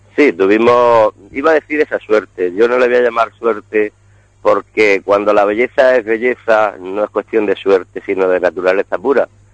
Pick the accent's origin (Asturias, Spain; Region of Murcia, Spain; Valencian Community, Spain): Region of Murcia, Spain; como buenos murcianos amantes de la gastronomía